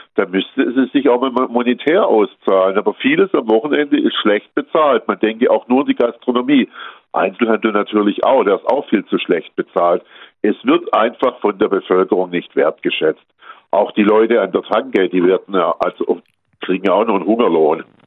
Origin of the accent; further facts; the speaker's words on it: Baden-Württemberg, Germany; Bei uns in Baden-Württemberg